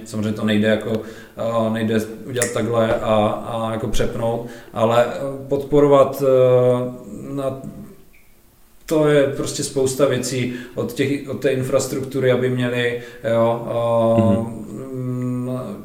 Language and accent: Czech; Ostrava, Moravian-Silesian Region, Czechia; U nás v Ostravě